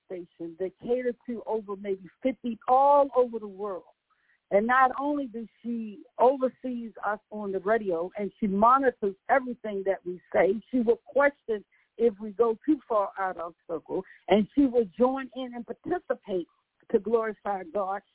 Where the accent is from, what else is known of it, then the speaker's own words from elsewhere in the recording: Virginia, United States; accent: country; moved away; also born or lived in Baltimore; I'm from Virginia